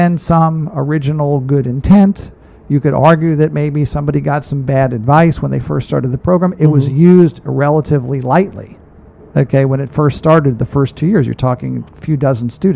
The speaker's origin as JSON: {"language": "English", "country": "Ireland", "said": "I'm Irish"}